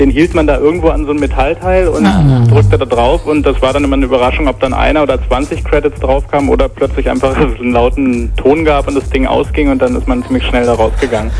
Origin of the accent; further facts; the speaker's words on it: Berlin, Germany; ich bin aus Berlin